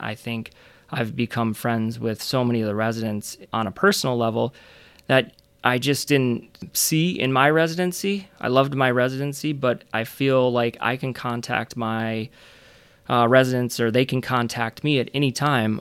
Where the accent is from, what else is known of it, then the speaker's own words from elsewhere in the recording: Flint, Michigan, United States; moved away as an adult; also born or lived in Chicago / Grand Rapids area (Grand Valley State); I grew up in Michigan. I grew up on the east side of the state in Flint